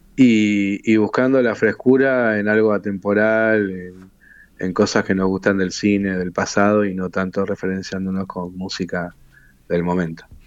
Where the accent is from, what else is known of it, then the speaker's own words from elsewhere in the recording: Río de la Plata, Argentina; somos de acá, somos rioplatenses, y, me crié escuchando la, música de acá